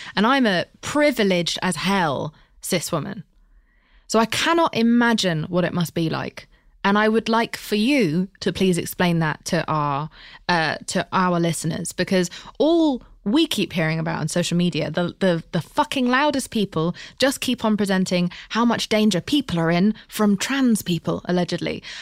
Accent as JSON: {"language": "English", "country": "United Kingdom", "said": "I'm British"}